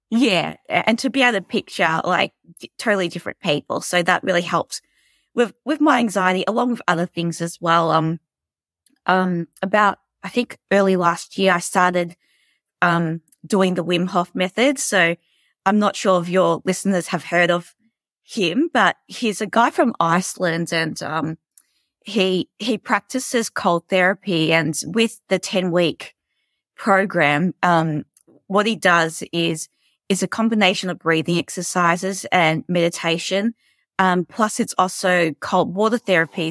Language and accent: English; Melbourne, Victoria, Australia; I'm from Melbourne, Australia. Um, I've lived here my whole life.